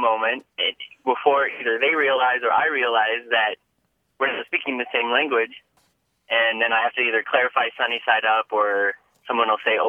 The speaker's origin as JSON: {"language": "English", "town": "Menomonie", "region": "Wisconsin", "country": "United States", "moved": "yes", "lives_now": "Madison, United States", "said": "I'm calling from Menominee, Wisconsin. Well, I'm originally from Menominee, Wisconsin, but now I live in Madison, Wisconsin."}